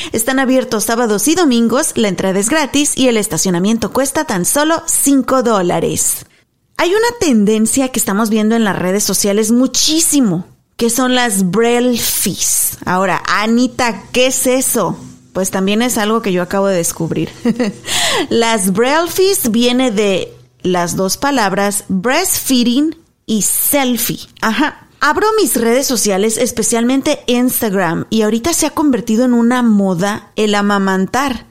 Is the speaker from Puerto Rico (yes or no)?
no; Mexico; also born or lived in Garland, Texas; now in United States; mi gente linda de México, mis paisanos, mi pueblo, mi tierra